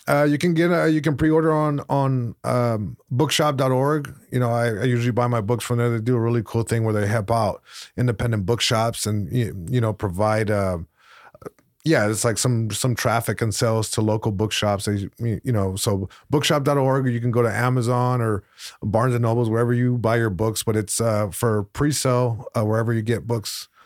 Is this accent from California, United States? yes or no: yes; Long Beach, California, United States; first language Spanish; English is a second language; I grew up in Long Beach, right by the main, uh, library branch